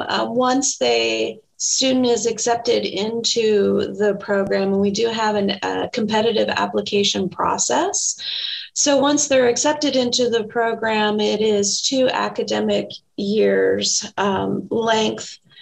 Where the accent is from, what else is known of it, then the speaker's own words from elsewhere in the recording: Tacoma, Washington, United States; also born or lived in Bellingham; I am from Tacoma and I went off to Bellingham for my undergraduate degree at Western Washington University. And then my husband and I moved back to Tacoma.